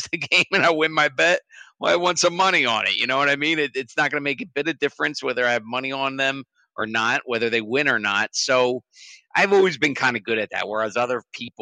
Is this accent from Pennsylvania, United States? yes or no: yes; Philadelphia, Pennsylvania, United States; I'm from Philadelphia.